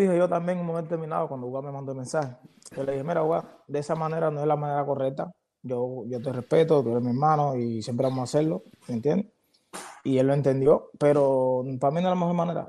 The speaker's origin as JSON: {"language": "Spanish", "country": "Cuba", "moved": "yes", "said": "nosotros los cubanos"}